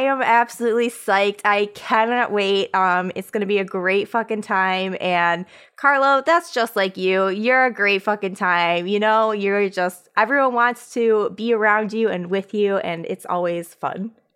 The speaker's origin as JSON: {"language": "English", "region": "Michigan", "country": "United States", "said": "I'm from Michigan"}